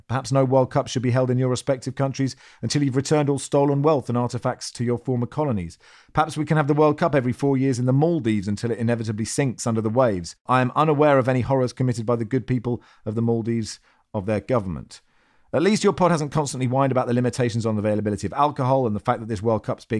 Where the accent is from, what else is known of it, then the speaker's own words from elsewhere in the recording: Pakistan; also born or lived in United Kingdom; now in United States; I'm originally from Pakistan. I've been living in the US on and off since 2007. From 2001 to 2005, I lived in the UK.